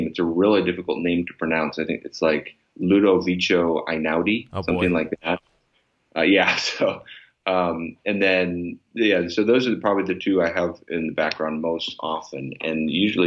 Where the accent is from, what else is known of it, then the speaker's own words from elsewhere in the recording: Chicago, Illinois, United States; moved away; I grew up in Chicago in the Michael Jordan era